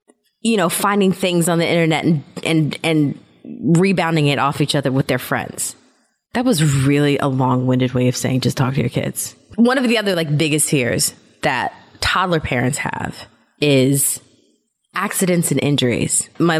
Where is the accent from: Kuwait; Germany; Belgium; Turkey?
Germany; I told you that I grew up in Germany, right?